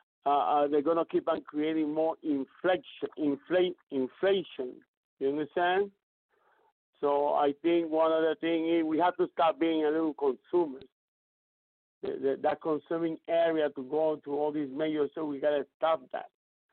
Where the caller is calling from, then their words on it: Puerto Rico; English is a second language; Yes. Thank you for allowing me. I go from Puerto Rico.